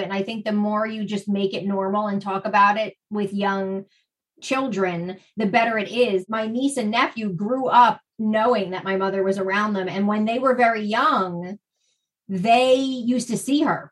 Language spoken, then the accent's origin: English; New Jersey, United States; accent: Jersey; my Jersey accent